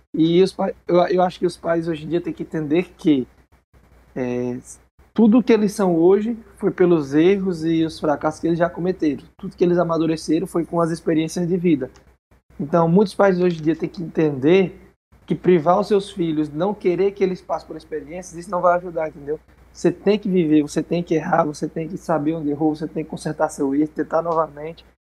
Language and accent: Portuguese; interior of Ceará, Brazil; eu venho da cidade do interior do Ceará. Mas bem antes dessa cidade aqui, eu era de um sítio, uma vilazinha, que é o interior do interior.